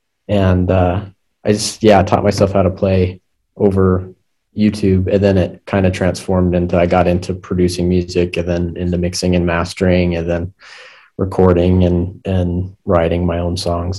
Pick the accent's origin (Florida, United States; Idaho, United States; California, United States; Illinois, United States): Idaho, United States; Soda Springs; I grew up in Soda Springs, Idaho, and if you don't know where that is, it's not really anywhere. It's in the middle of nowhere, and nobody really lives there.